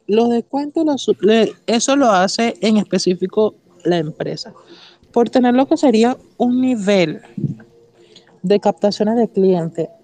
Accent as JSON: {"language": "Spanish", "country": "Venezuela", "said": "soy venezolano"}